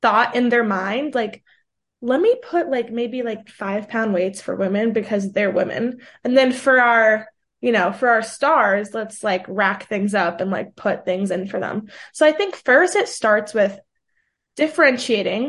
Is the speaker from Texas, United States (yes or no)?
no; New York City, New York, United States; first language Portuguese; also born or lived in Brazil; where I grew up in Manhattan